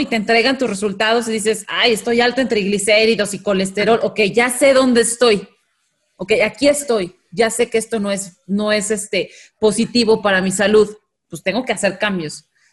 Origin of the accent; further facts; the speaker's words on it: Mexico; los mexicanos